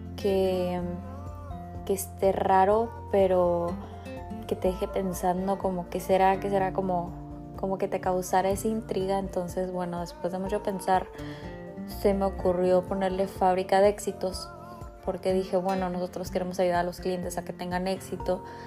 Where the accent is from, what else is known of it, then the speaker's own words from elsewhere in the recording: Rosarito, Baja California, Mexico; soy de Rosarito, Baja California